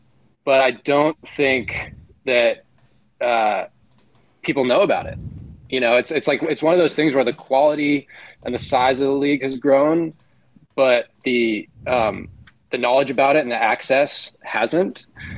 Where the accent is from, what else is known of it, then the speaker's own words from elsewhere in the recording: Bay Area, California, United States; I'm from the Bay Area